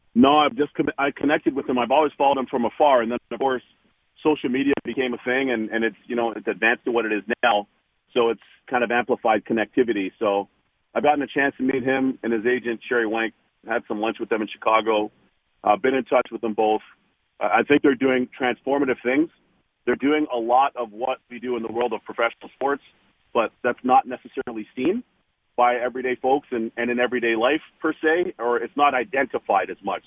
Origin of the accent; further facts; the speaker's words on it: Toronto, Ontario, Canada; back in my hometown of Toronto